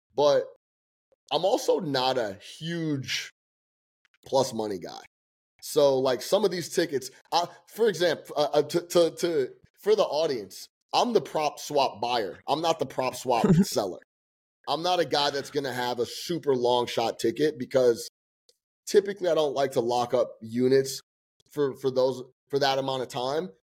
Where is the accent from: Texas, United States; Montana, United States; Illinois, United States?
Illinois, United States; Chicago; now in New York, United States; being from Chicago